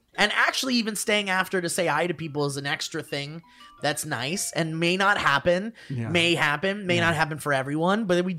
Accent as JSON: {"language": "English", "region": "Connecticut", "country": "United States", "tie": "born or raised there", "said": "Back in the golden age of 2019, I went to go see a comedian in my home state of Connecticut. Shout out to Nutmeggers.\""}